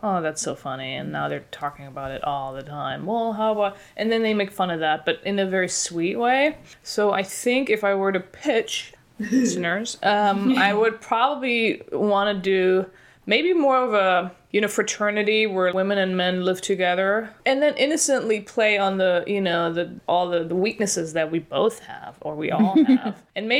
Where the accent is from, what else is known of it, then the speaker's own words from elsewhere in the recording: Paris, Île-de-France, France; French. I was born in Paris.